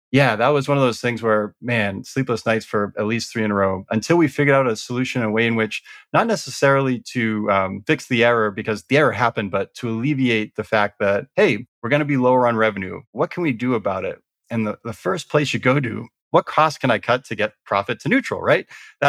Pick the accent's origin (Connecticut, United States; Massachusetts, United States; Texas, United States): Massachusetts, United States; Boston; You already covered, I'm from the Boston area.